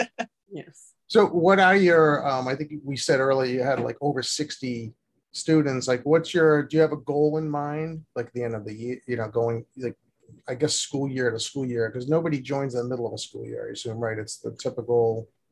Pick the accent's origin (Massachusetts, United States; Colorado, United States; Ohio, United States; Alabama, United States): Massachusetts, United States; Boston; I'm from Boston